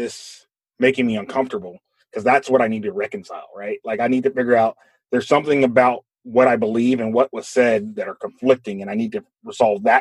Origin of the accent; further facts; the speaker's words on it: United States; we have so much pride in being America